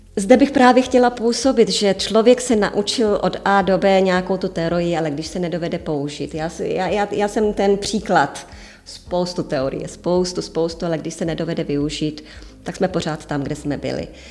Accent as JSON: {"language": "Czech", "country": "Czechia", "moved": "yes", "lives_now": "Cyprus", "said": "jsem prdlá Češka"}